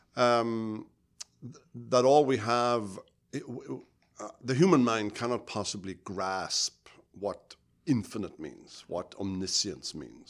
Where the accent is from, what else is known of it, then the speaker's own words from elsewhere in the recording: United Kingdom; moved away; I grew up in Britain